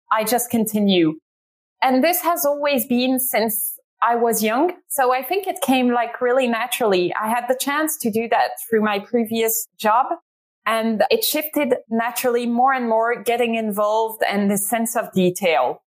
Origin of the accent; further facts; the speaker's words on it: Ghent, Flanders, Belgium; moved away as an adult; now in London, United Kingdom; Ghent, because it's my hometown